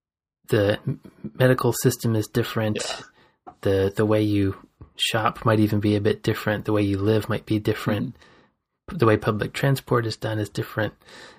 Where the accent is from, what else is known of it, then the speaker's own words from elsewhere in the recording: Georgia, United States; moved away as an adult; growing up in Georgia, yeah, and then, you know, not really leaving the South very much until I was in my 20s